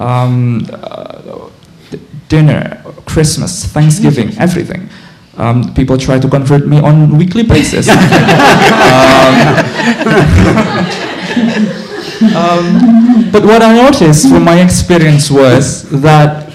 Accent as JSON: {"language": "English", "country": "Indonesia", "tie": "born or raised there", "moved": "as an adult", "said": "I'm from Indonesia, but in 2008, 2009, when I was a senior in high school in an Islamic boarding school back home"}